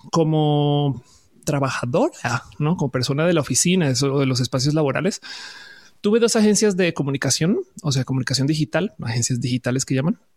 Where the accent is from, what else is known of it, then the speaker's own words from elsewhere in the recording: Colombia; also born or lived in Buenos Aires, Argentina / Caracas, Venezuela / Santa Cruz de la Sierra, Bolivia / Florida, United States; O sea, yo soy colombiana, pero también puedo decir que tuve casas en eh, Argentina, en Caracas, en Argentina, sí, exacto, en Buenos Aires, en Caracas, en Santa Cruz de la Sierra, en Bolivia.